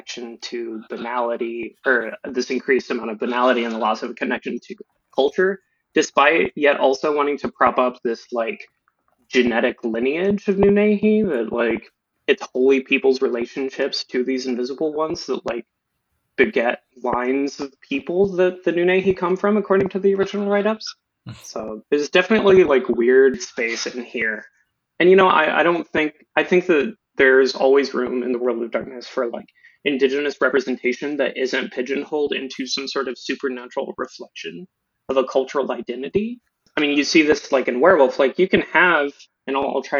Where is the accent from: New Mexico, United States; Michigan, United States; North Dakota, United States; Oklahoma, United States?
Oklahoma, United States; Eastern; moved away as an adult; now in East Coast, United States; I'm from Eastern Oklahoma. I recently moved to the East Coast school